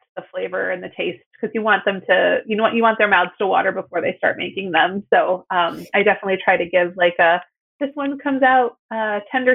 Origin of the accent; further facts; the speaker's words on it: outside of Chicago, Illinois, United States; I grew up outside of Chicago